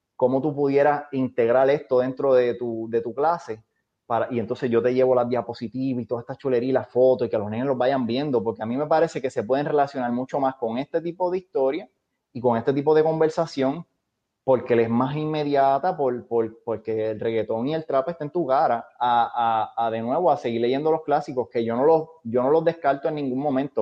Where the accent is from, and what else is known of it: Puerto Rico